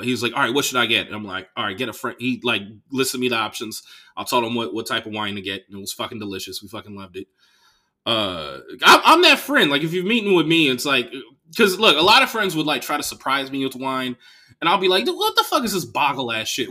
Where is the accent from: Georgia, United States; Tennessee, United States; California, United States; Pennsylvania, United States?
California, United States; Bay Area; I'm from the Bay Area